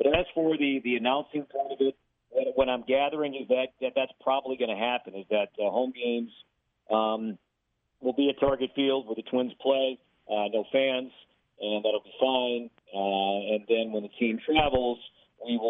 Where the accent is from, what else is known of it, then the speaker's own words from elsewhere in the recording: Chicago, Illinois, United States; also born or lived in Minneapolis West Metro; now in Minneapolis, United States; I'm from Chicago.